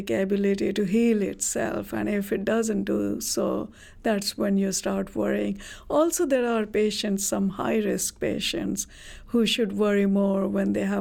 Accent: India; moved away; I come from India

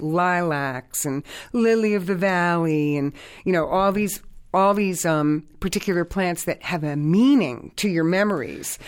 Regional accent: Hartford, Connecticut, United States; I grew up in the North End of Hartford.

